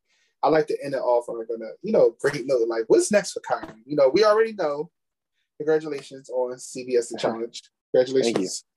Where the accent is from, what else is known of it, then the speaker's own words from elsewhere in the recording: Philadelphia, Pennsylvania, United States; moved away as an adult; now in Delaware, United States; I'm from Philly, born and raised Philadelphia all my life, but I stay in Delaware.